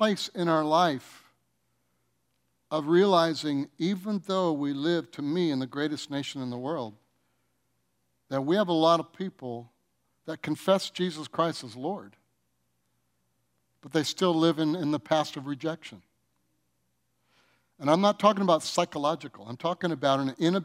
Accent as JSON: {"language": "English", "town": "Detroit", "region": "Michigan", "country": "United States", "tie": "born or raised there", "said": "I was raised in Detroit"}